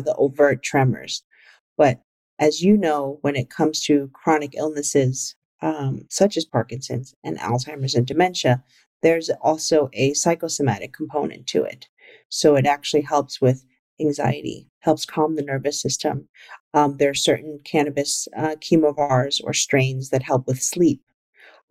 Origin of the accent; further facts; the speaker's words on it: New York City, New York, United States; I grew up in the Bronx and I grew up in a very traditional Chinese household.